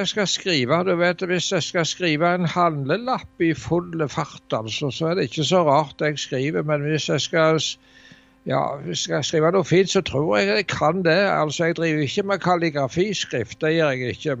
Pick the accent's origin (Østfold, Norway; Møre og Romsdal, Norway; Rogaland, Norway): Rogaland, Norway; Varhaug; hjemme på Varhaug